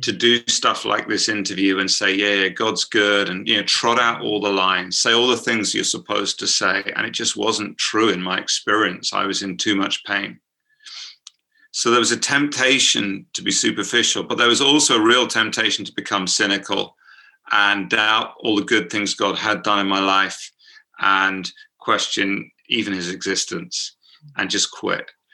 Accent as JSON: {"language": "English", "country": "United Kingdom", "accent": "British", "said": "my uh, British accent"}